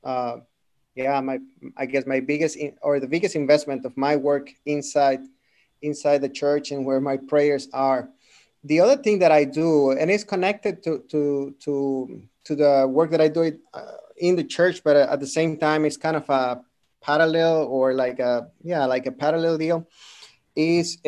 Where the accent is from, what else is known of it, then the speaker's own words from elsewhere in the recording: Monterrey, Nuevo León, Mexico; moved away as an adult; now in Houston, United States; I'm from Monterrey, which is northern Mexico, born and raised there.